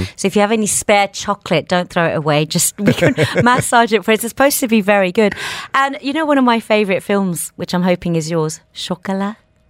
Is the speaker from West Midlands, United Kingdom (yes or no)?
yes; Birmingham, West Midlands, United Kingdom; now in Dubai, United Arab Emirates; that is from my hometown, Birmingham